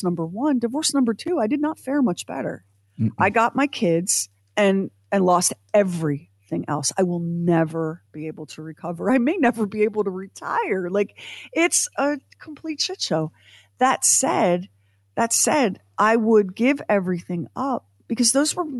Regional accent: United States; as an American, born when I was born

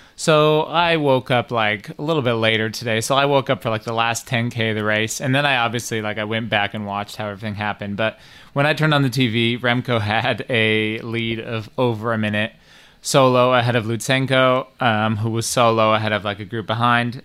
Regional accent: Detroit, Michigan, United States; I'm from Detroit

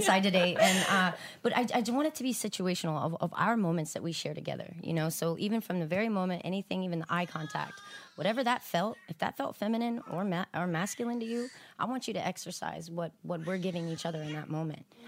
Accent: Houston, Texas, United States; moved away as an adult; also born or lived in Abilene, Texas / Austin, Texas; now in Los Angeles, United States; I grew up in South Houston, um, born in Abilene but I moved out from Austin

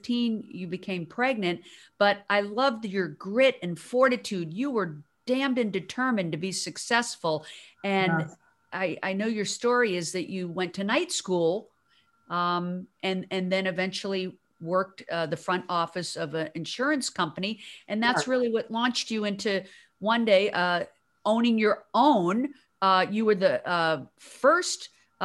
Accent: the South, United States; I grew up in the South

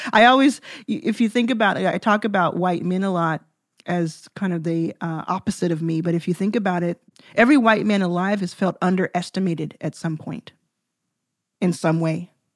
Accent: Dallas, Texas, United States; I grew up in Dallas

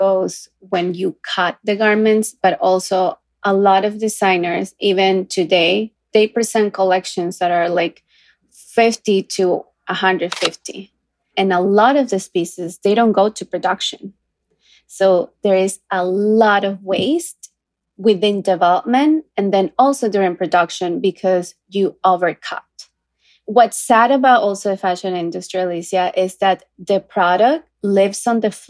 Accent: Ecuador; now in New York, United States; I come from a small town

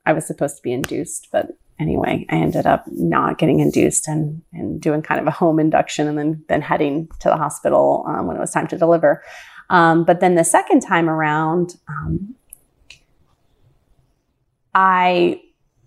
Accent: Ravenna, Ohio, United States; also born or lived in Cuyahoga Falls, Ohio; the town that I grew up in until I was around 11 was called Ravenna, which is very close to Kent State College

